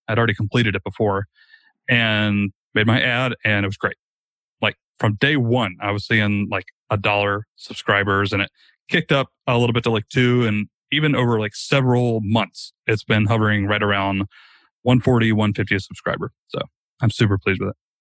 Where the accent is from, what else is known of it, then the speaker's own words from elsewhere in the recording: Rome, Georgia, United States; a very, very small startup here in my hometown of Rome, Georgia